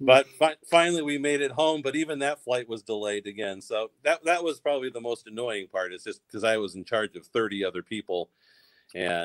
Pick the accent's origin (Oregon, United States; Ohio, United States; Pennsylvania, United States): Pennsylvania, United States; Pittsburgh; also born or lived in New York; now in North Dakota, United States; I was born in Pittsburgh and lots of family there